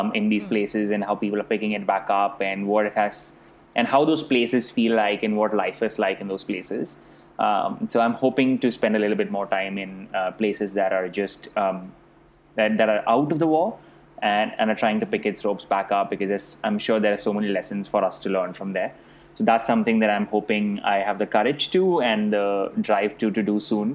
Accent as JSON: {"language": "English", "country": "India", "tie": "born or raised there", "accent": "Indian", "moved": "yes", "said": "I was born and brought up in India. I speak like an Indian"}